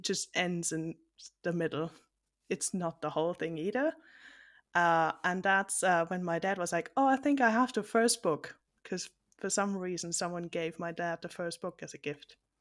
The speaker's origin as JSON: {"language": "English", "country": "Germany", "said": "I'm from Germany, so this is a long distance call."}